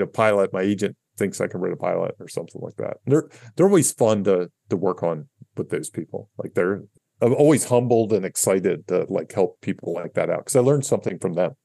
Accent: Catonsville, Maryland, United States; I'm from Catonsville, Maryland

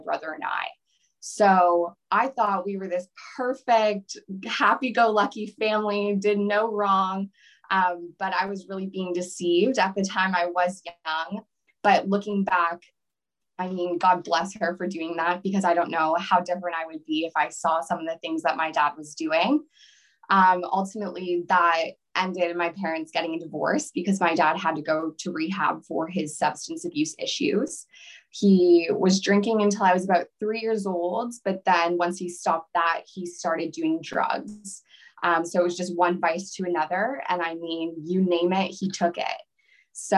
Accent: small town outside of Ottawa, Ontario, Canada; I was born in a small town outside of Ottawa, Ontario. A very small town is called Elmont. I don't know if you've ever heard of it. But I loved growing up there.

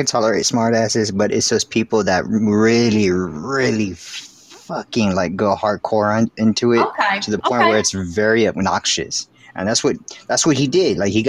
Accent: Texas, United States

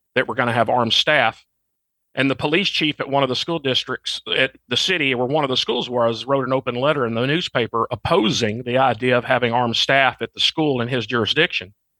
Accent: Arkansas, United States; moved away as an adult; I'm from Arkansas, and that's now where I, I'm back home living again.

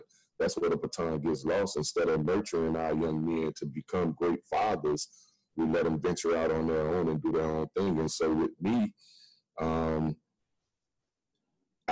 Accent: Midwest, United States; now in Miami, United States; I was born in Miami, but of course I was raised in the Midwest

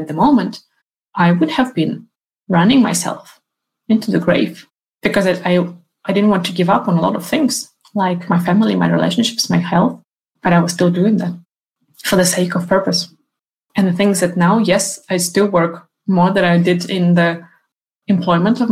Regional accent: Ukraine; now in Sweden; my home country, Ukraine

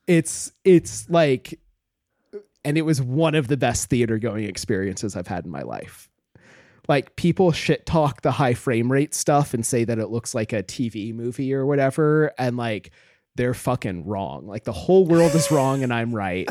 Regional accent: Homer, Alaska, United States; moved away; Homer, my hometown, is, like, a very beautiful, nice place.

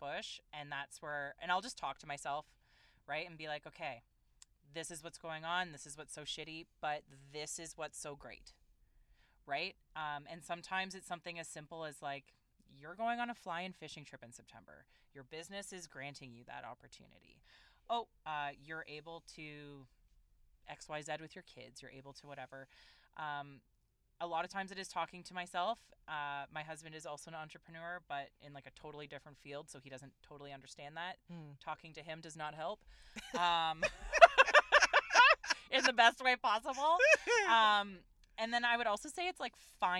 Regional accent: Canada; we are proudly Canadian

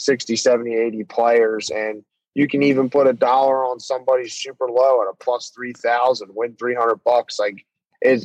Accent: Pennsylvania, United States; I'm from Pennsylvania here

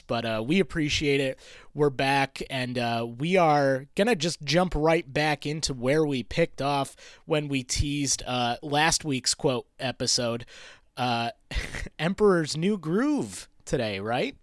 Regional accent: Rochester, New York, United States; moved away as an adult; also born or lived in Maine; I moved out and moved back to my hometown of Rochester, New York.

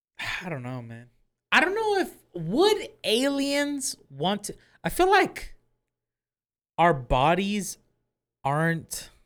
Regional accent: Houston, Texas, United States; Me, that I'm from Houston, I never see, like, rows and rows of flowers like this.

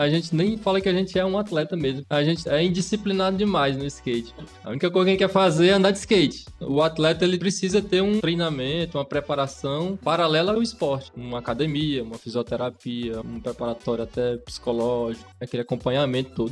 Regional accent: Teresina, Piauí, Brazil; also born or lived in Brasília; Eu sou natural de Teresina, sempre morei aqui na Zona Leste, no bairro Ninga.

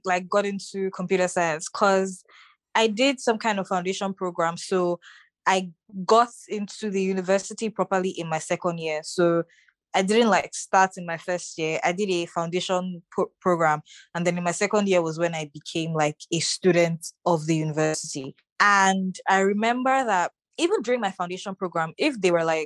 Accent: Lagos, Nigeria; was born in Lagos. I grew up in Lagos and I'm still in Lagos.

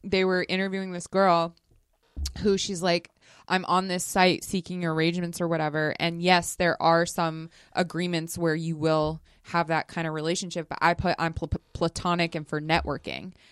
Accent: Las Vegas, Nevada, United States; Growing up in Vegas

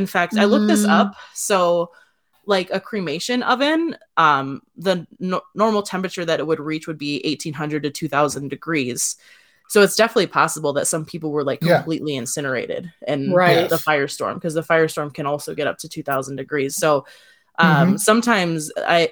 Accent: Wisconsin, United States; someone who was born and raised in Wisconsin

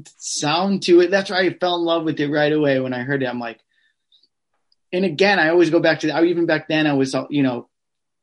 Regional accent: Midwest, United States; I'm from the Midwest

